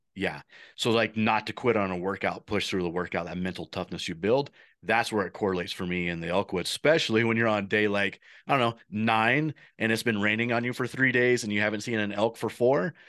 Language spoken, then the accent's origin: English; Midwest, United States; moved away; I'm coming from the Midwest where the turkeys are pretty plentiful and you have private farms and we grew up on a farm there